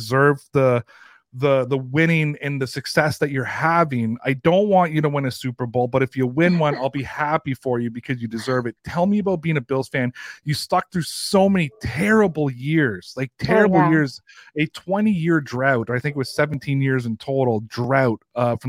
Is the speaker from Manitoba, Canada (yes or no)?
no; Toronto, Ontario, Canada; I'm from Toronto. I'm from the 416, not the 716, but I'm from the 416